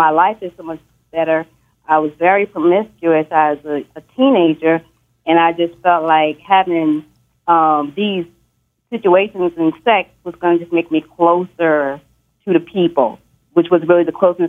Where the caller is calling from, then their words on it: Dallas, Texas, United States; I'm calling from Dallas.